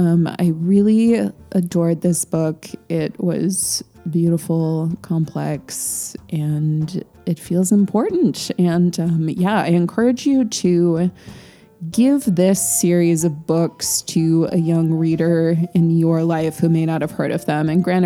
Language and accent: English; United States; we didn't get into this in our discussion because we are American